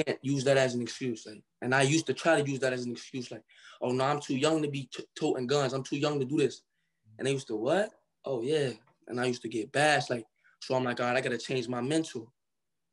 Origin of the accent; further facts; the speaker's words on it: Cincinnati, Ohio, United States; also born or lived in Michigan; I was born in Michigan, but I grew up in Cincinnati, Ohio.